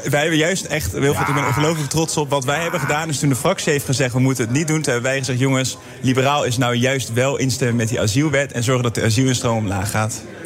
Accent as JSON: {"language": "Dutch", "country": "Netherlands", "said": "wij als Nederlanders"}